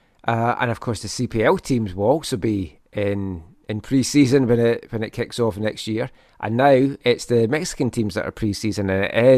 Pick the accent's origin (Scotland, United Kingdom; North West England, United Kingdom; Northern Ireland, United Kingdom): Scotland, United Kingdom; moved away; you know me as a Scot